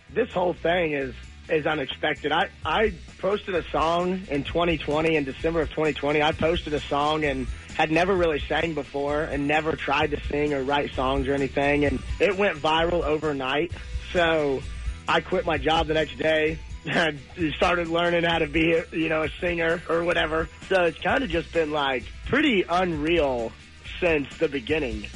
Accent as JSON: {"language": "English", "town": "Louisville", "country": "United States", "tie": "born or raised there", "moved": "as an adult", "lives_now": "Nashville, United States", "said": "my hometown of Louisville"}